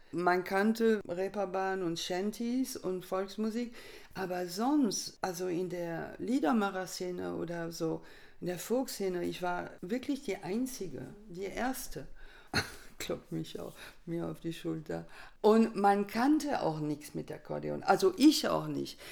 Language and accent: German; France; moved away; bei uns in Frankreich